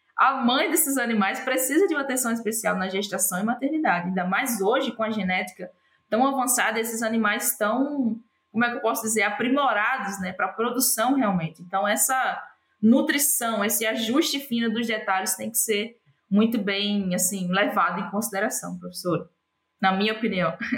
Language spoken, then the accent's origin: Portuguese; João Câmara, Rio Grande do Norte, Brazil; moved away as an adult; also born or lived in United States / Denmark / Southern Brazil; Eu sou original de João Câmara, no, no Rio Grande do Norte, né? Nascida e criada lá